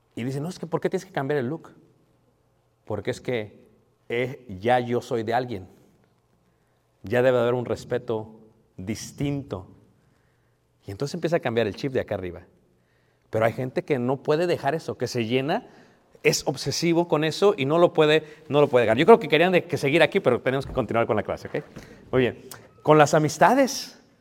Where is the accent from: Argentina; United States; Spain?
United States; yo soy de Estados Unidos